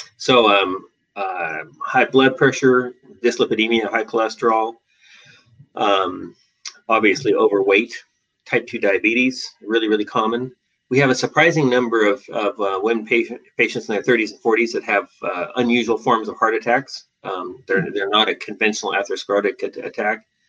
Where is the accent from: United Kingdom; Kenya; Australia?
Australia; Western Australia; moved away as an adult; also born or lived in Seattle, Washington, United States; now in Portland, United States; I was born in Seattle and raised in Western Australia, um, where I did all my education, and uh, and came back to Portland.